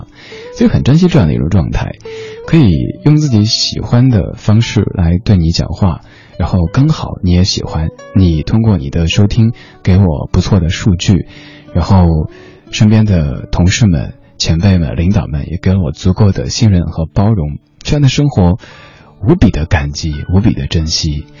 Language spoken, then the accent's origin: Chinese; Chengdu, Sichuan, China; also born or lived in Shanghai; 因为很小很小的时候在老家，我们那儿不说普通话的，不管是我小时候生活的成都还是上海，都不讲普通话的，所以自己想讲普通话，就自己偷偷的在那儿学播音员